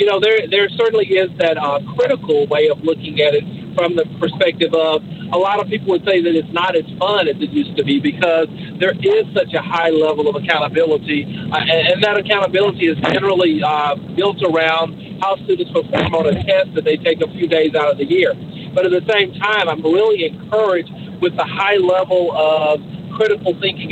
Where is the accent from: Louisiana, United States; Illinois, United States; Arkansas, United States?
Louisiana, United States; Caddo Parish; moved away as an adult; also born or lived in Georgia / Dallas area, Texas; I was born in Caddo Parish. Both my parents were career Caddo educators.